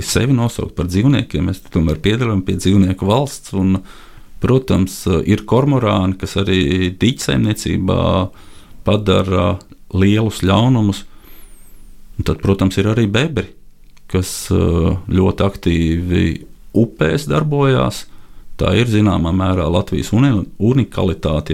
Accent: Latvia

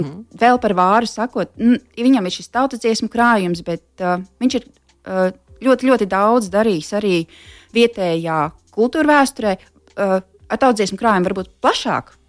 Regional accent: near Smiltene, northern Vidzeme, Latvia; Tā ir mana dzimtā puse, uh, netālu no smiltenes, ziemeļvidzemē

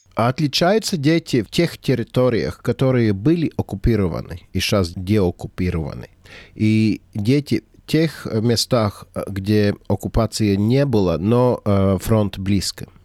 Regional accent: Latvia; у нас в Латвии это Земсвятку vecītis. Ну, я родился в Советском Союзе

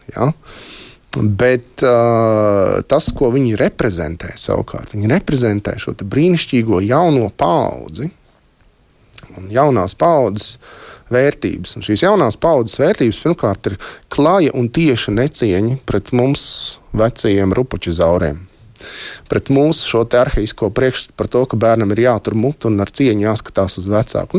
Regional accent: Latvia; pēc tautības esmu latvietis, uh, mīlu savu dzimteni

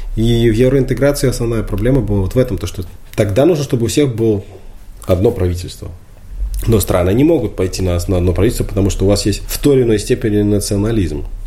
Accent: Belarus; мы не украинцы, мы белорусы. Мы здесь родились, мы здесь были, есть и будем

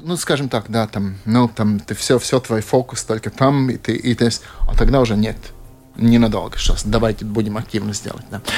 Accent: Latvia; Russian is a second language; also born or lived in Latgale / Kurzeme / Riga area; я типичный латыш. То есть, э, одна часть меня из Латгалии, Балвы

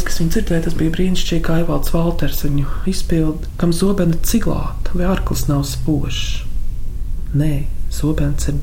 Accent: Latvia; Ar tēmu mums vajadzēja būt bēgļu gaitās Maskavā, lai mēs saprastu, ka mēs esam latvieši un ka mēs esam tauta.

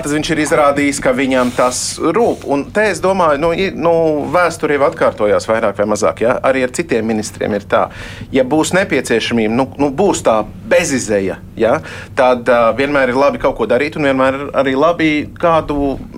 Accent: Latvia; Tādā mēs augām Latvijā 90. gados

